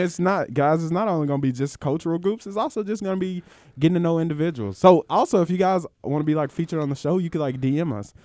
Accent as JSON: {"language": "English", "region": "Mississippi", "country": "United States", "said": "I'm from Mississippi"}